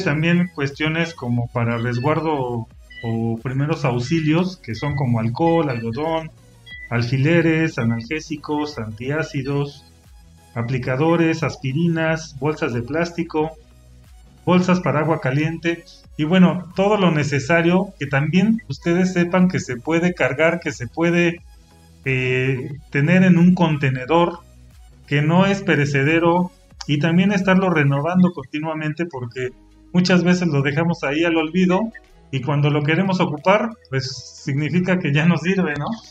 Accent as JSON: {"language": "Spanish", "country": "Mexico", "also_born_or_lived": "Pachuca, Hidalgo", "said": "nosotros somos de México, pero acá en Pachuca Hidalgo nosotros platicamos"}